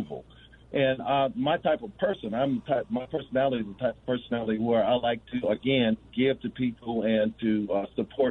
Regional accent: Gary, Indiana, United States; I grew up in the Baptist church, Van Buren Baptist Church in Gary, Indiana

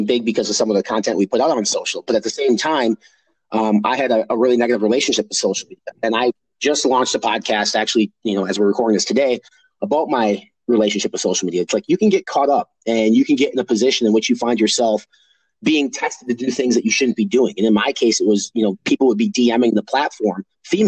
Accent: Midwest, United States; I was raised in the Midwest

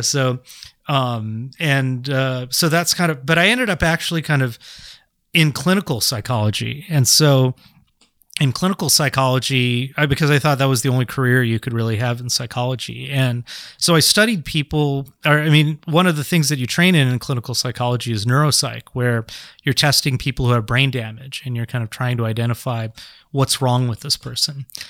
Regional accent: San Jose, California, United States; I grew up in San Jose

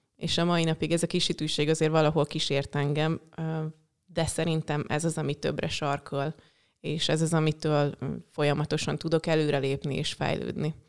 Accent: Hungary; én ott nőttem fel.

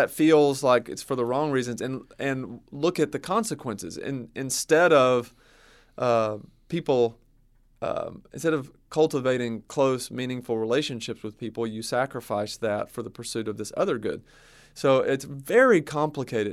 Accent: the South, United States; growing up in the South, I know certain little subcultures

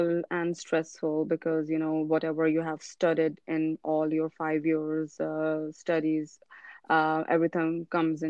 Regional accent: Pakistan; moved away as an adult; also born or lived in Ireland; I was born and raised in Pakistan

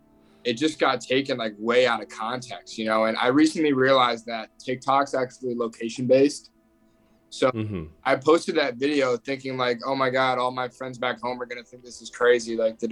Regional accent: Michigan, United States; moved away as an adult; now in New York, United States; I'm a kid from the Midwest, born and raised in Michigan. I moved out to New York about a week ago to start a sales job at a pretty established startup.

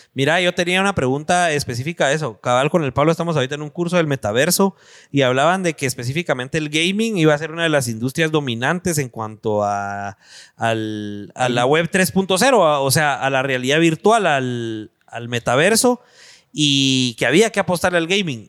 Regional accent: Guatemala City, Guatemala Department, Guatemala; en las colonias, por, lo menos en la zona 7, en la floresta, que es donde nosotros crecimos también

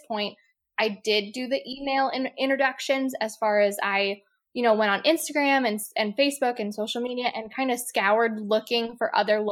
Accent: Lancaster, Pennsylvania, United States; moved away as an adult; also born or lived in Outer Banks, North Carolina / upstate New York; So I grew up in Lancaster, Pennsylvania, which is like Amish country. And I grew up there.

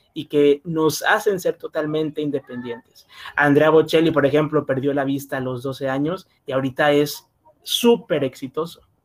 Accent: Macuspana, Tabasco, Mexico; Soy del estado de Tabasco, del municipio de Macuspana.

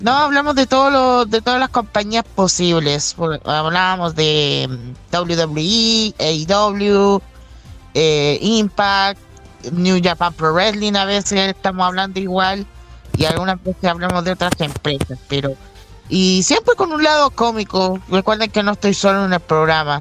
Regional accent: Chile; soy chileno

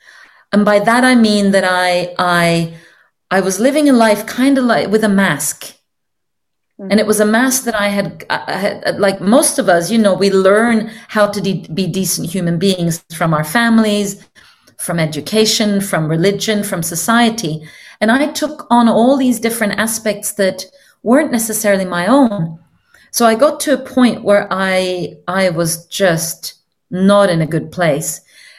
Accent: Norway; English is a second language; moved away; they would generally not guess that I'm from Norway, because I've just been spending so many years speaking English as my main language now.

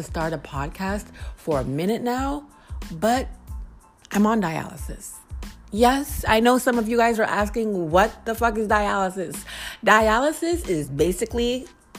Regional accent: Lowell, Massachusetts, United States; moved away as an adult; now in Washington, D.C., United States; I am from Lowell, Massachusetts. That's about 30 minutes outside of Boston

